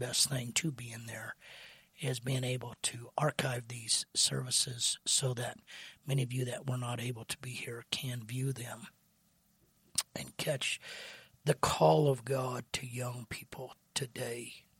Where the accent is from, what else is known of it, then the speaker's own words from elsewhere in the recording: Kansas, United States; in the old camp meetings and youth camps that I grew up in Kansas